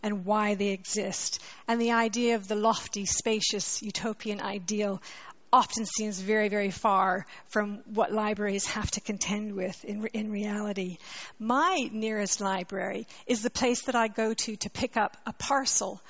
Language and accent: English; Canada; accent: Canadian; moved away as an adult; also born or lived in Montreal, Canada; now in London, United Kingdom; I'm a Canadian, you can hear my accent, but I came to live in London when I was 20